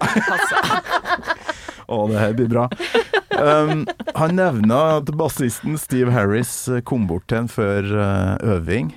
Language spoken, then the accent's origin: Norwegian; Kolvereid, Trøndelag, Norway; also born or lived in Namsos; nord for Namsos, Kolvereid, men jeg bodde jo i Namsos